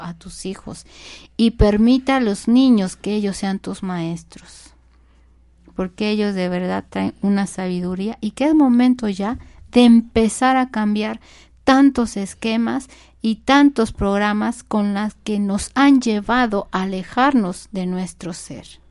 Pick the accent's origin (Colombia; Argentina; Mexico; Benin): Mexico; nuestro México